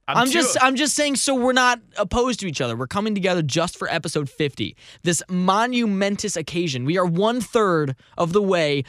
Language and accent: English; United States; I am an American, sir.